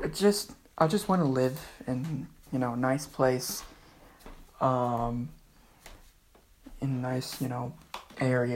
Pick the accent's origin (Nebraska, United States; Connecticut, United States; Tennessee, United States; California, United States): California, United States; Antelope Valley; born or raised there; also born or lived in Panorama City, Los Angeles, California